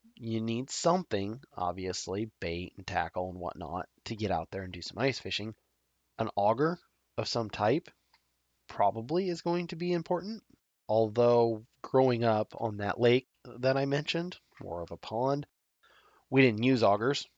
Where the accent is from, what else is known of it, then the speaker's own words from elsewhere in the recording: Nebraska, United States; my home state of Nebraska